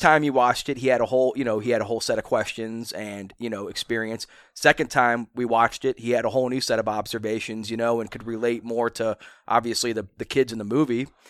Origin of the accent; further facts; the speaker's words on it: Akron, Ohio, United States; born in Akron.